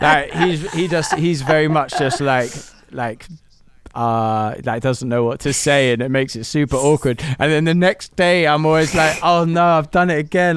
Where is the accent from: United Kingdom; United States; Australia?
United Kingdom; London; I'm building a studio, um, in Camden, which is my hometown